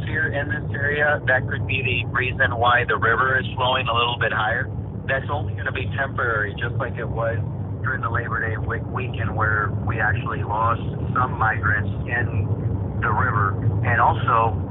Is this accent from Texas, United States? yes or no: yes; Eagle Pass, Texas, United States; here in Eagle Pass, which is my hometown